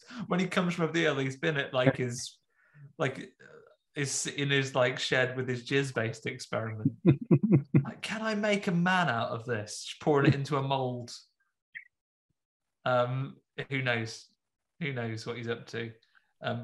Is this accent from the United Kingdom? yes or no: yes; United Kingdom; as a British person